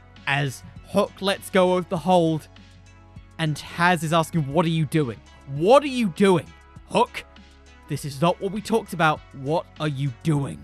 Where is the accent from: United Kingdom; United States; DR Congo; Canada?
United Kingdom; I'm British.